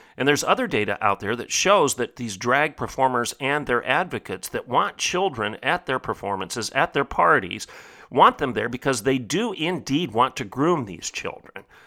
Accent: United States; I, as an American

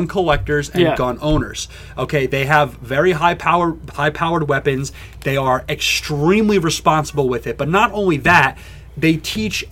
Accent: United States; as an American

